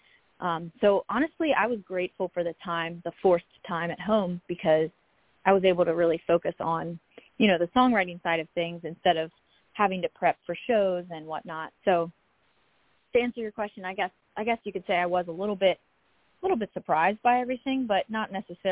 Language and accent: English; Gettysburg, Pennsylvania, United States; I got to film my music video in my hometown in Gettysburg downtown